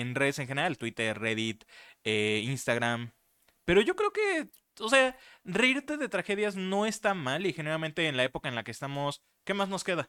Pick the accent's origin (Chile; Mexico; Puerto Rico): Mexico; nosotros como mexicanos